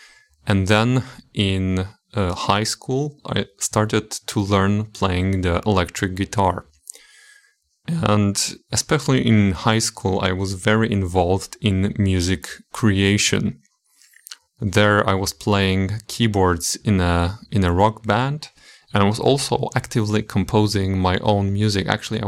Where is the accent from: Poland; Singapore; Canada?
Poland; English is a second language; I was born in 1996 in Poland, and I lived all my life until I left for the university in Katowice.